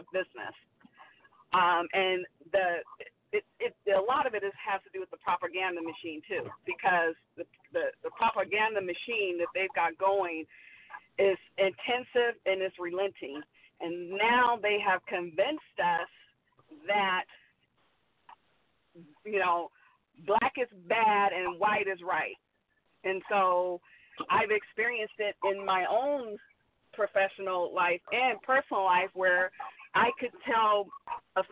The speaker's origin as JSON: {"language": "English", "area": "the Bay Area", "region": "California", "country": "United States", "tie": "born or raised there", "also_born_or_lived": "Stockton, California", "moved": "yes", "lives_now": "Las Vegas, United States", "said": "I'm originally from California, the Bay Area. Grew up in the Bay Area and down in Stockton"}